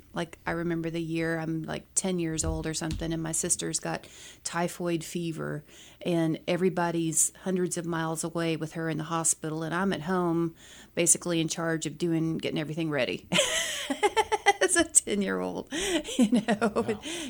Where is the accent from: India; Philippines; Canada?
Philippines; I grew up in the Philippines, and my international characters, go figure, are from the Philippines.